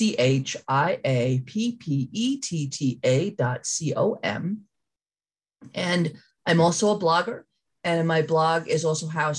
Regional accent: New Rochelle, New York, United States; I'm from New Rochelle, New York

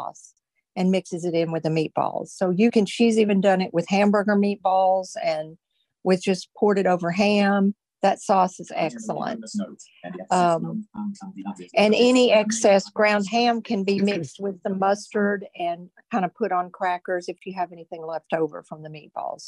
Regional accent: Tennessee, United States; moved away; I grew up in Tennessee, so we didn't have ham loaf.

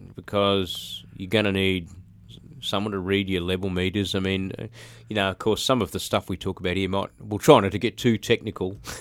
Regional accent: Brisbane, Queensland, Australia; I grew up in Brisbane, um, in a place called Birkdale, which is on the sort of south side of Brisbane

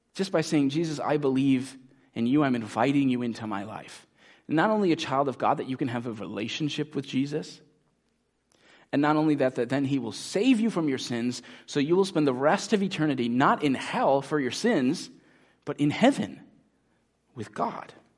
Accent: United States; as American Christians

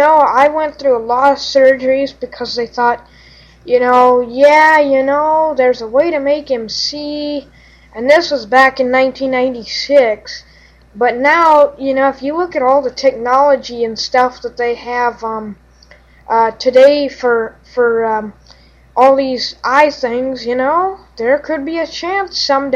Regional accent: Council Bluffs, Iowa, United States; I am from Council Bluffs, Iowa.

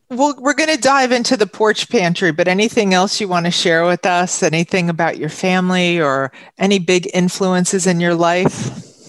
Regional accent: Huntington, New York, United States; moved away as an adult; now in Glen Cove, United States; I was born and raised in Huntington, but I've been here now about 32 years.

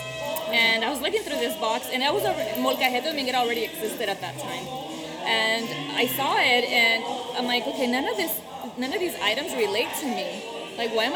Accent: Mexico; moved away; I was born in Mexico

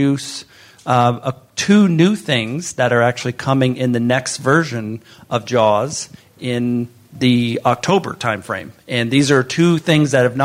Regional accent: northwest Florida, United States; moved away; I grew up in the northwest part of Florida and grew up low vision

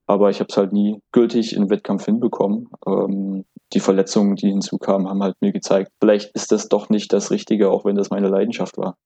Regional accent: Plauen, Saxony, Germany; moved away as an adult; also born or lived in Syrau; now in Berlin, Germany; ich bin in Plauen geboren in Sachsen und dann wenige Kilometer weiter in Syrau, beim SC Syrau, äh, habe ich äh, meine sportliche Grundlage erfahren

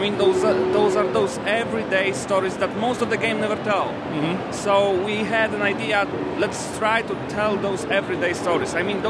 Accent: Poland; Well, we are from Poland

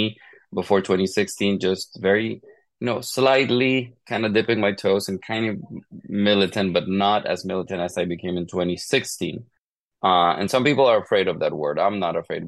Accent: Honduras; moved away; growing up in Honduras, I grew up more part of a conservative

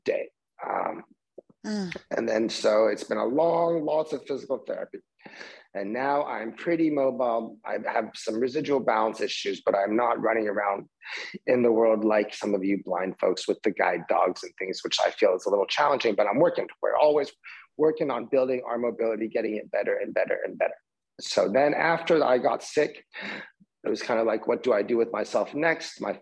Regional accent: Orange County, California, United States; also born or lived in Israel / New York; I grew up in Orange County

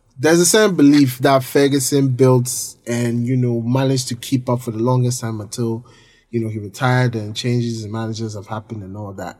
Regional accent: Ghana; we're all Ghanaian

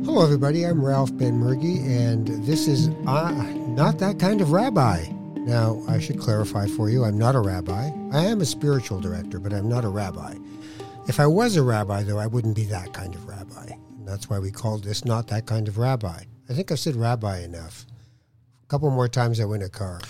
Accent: Toronto, Ontario, Canada; also born or lived in Morocco / Edmonton / Winnipeg; I had always lived in Toronto uh, growing up when we came from Morocco

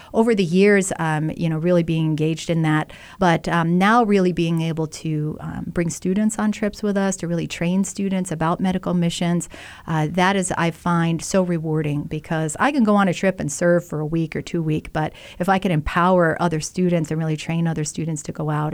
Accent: New Jersey, United States; also born or lived in Philadelphia; now in Rochester, United States; I'm from New Jersey originally

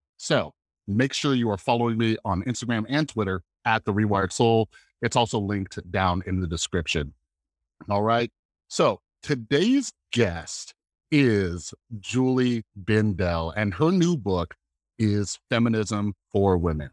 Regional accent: Las Vegas, Nevada, United States; I'm a guy from Las Vegas, Nevada

